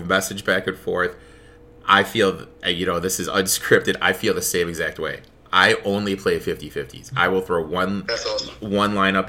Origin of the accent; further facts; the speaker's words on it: Detroit, Michigan, United States; now in Chicago, United States; born and raised in Detroit. Now I live in Chicago, which is really hard for me because, like, you grow up hating Chicago living in Detroit.